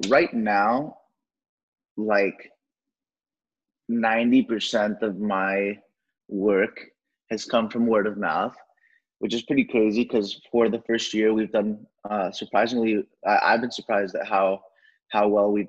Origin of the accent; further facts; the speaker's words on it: Mexico; I am from Mexico, and I'm working with people who come from similar backgrounds